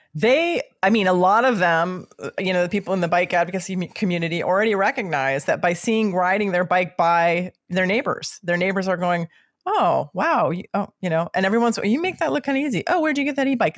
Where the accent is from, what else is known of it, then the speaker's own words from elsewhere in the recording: Midwest, United States; I'm from the Midwest